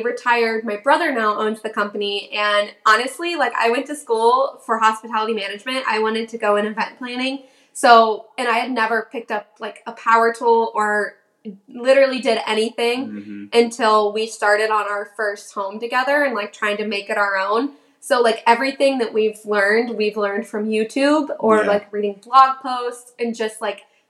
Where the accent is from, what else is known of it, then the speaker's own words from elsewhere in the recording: Ohio, United States; moved away as an adult; also born or lived in Orlando, Florida; I actually am originally from Ohio, and I moved down to Orlando to work at Disney when I was in college.